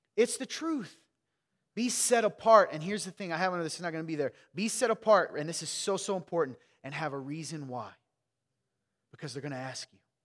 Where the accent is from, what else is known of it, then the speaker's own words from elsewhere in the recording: Midwest, United States; I grew up in the Midwest with you